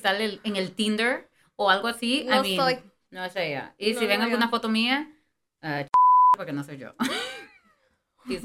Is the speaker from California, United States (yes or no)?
yes; Los Angeles, California, United States; porque nosotros, pues siendo Latinas, you know, we grew up. For example, me, born and raised in LA, like, I mean, mm-hmm. todo mundo habla Spanglish. Like, yo no estoy acostumbrada a hablar solo inglés, you know?